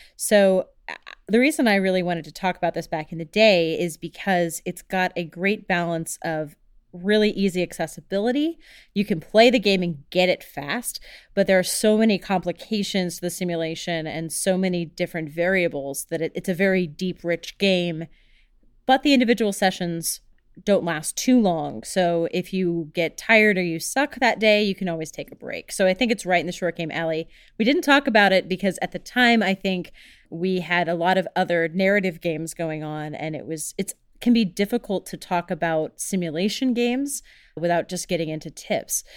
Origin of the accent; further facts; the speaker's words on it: Houston, Texas, United States; moved away; also born or lived in Chicago; I grew up in Houston, which is all about the freeways and all about the roads